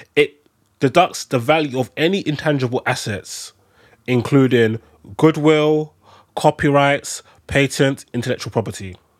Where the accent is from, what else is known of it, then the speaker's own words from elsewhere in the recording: London, United Kingdom; I'm, I'm a Londoner